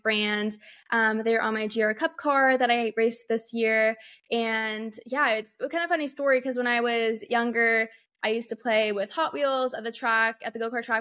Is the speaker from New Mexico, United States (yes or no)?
no; California, United States; moved away; growing up in California